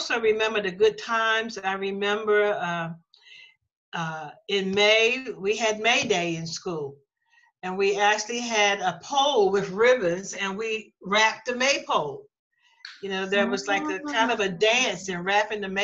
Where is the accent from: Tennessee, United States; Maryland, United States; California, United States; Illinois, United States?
Maryland, United States; Lutherville, Cockeysville; we came from Lutherville, Cockeysville